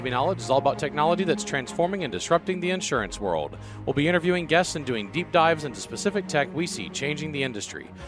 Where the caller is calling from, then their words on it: Boston, Massachusetts, United States; I'm in Boston, Massachusetts.